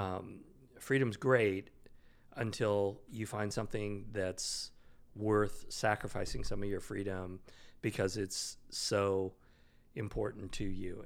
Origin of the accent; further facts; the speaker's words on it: Sacramento, California, United States; also born or lived in Bay Area, California / New Jersey / Kingsburg, California; I grew up in Sacramento, and then I went to college and worked in the Bay Area